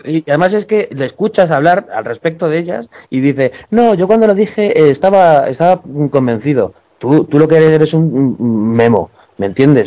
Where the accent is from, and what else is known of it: Spain